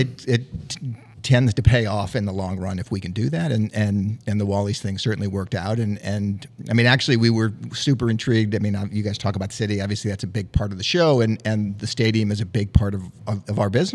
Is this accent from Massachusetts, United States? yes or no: no; St. Louis, Missouri, United States; as a kid growing up in St. Louis